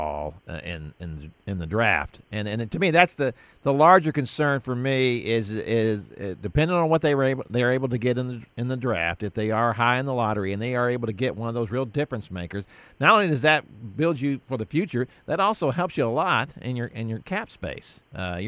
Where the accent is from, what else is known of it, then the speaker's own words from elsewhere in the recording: Houston, Texas, United States; moved away as an adult; now in Dallas, United States; I grew up in Houston